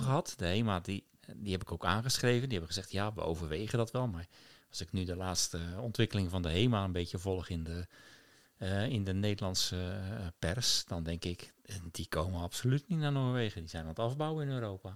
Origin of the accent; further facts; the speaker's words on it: Rotterdam, South Holland, Netherlands; moved away; ik als, als jonge puber op de markt in IJsselmonde stond